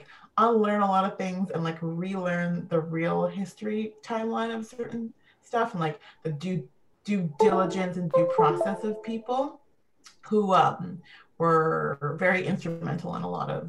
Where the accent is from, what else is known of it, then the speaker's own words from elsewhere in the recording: Vancouver, British Columbia, Canada; growing up in Vancouver, it was interesting because you heard like rumbles of it, but because there's not a very big Black community like in Vancouver proper, and especially like growing up like in the 90s and like the early 2000s